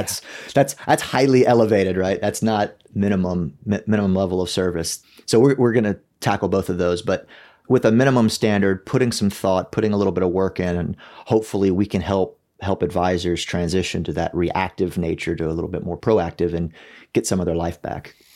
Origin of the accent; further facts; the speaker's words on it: South Louisiana, United States; I grew up in South Louisiana